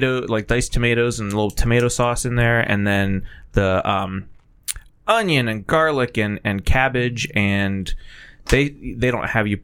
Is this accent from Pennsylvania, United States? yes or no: yes; Titusville, Pennsylvania, United States; I went to Titusville, Pennsylvania, my hometown